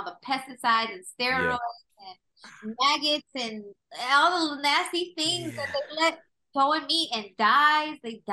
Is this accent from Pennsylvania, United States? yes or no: no; Los Angeles, California, United States; I am a creative from LA, but I grew up in the Valley.